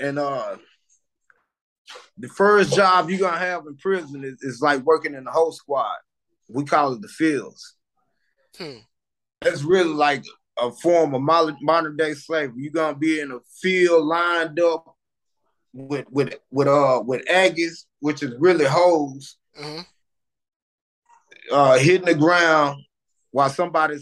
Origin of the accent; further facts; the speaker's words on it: Marshall, Texas, United States; also born or lived in Dallas, Texas; I'm from Marshall, but I fell out of Dallas.